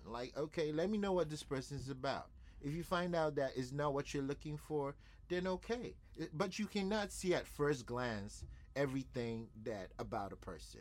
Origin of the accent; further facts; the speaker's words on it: Nigeria; I'm a Nigerian